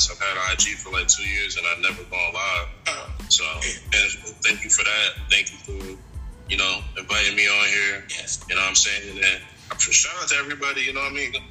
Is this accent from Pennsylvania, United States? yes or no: no; Poughkeepsie, New York, United States; now in Charlotte, United States; I'm from, I'm from Poughkeepsie, New York, but I've been in Charlotte for a little, minute. You know, I'm 845.